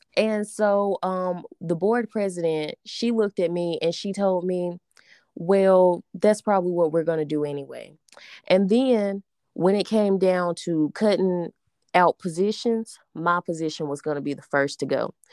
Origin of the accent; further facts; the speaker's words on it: Alabama, United States; we are from Alabama